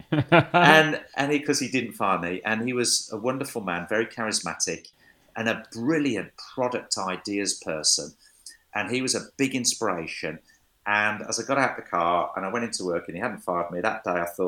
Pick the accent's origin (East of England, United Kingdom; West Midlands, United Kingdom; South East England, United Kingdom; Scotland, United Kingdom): West Midlands, United Kingdom; Wolverhampton; my hometown, Wolverhampton.